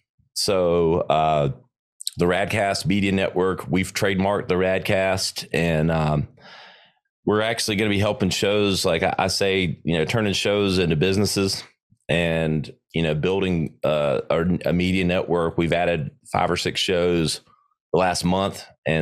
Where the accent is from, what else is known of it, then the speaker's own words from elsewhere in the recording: the South, United States; I grew up in the South, a little BLT sandwich with some Dukes on it.